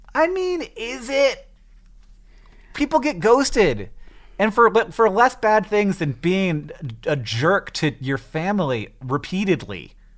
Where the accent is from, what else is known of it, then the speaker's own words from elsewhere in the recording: Florida, United States; now in Montana, United States; I grew up in Florida and then I moved to Montana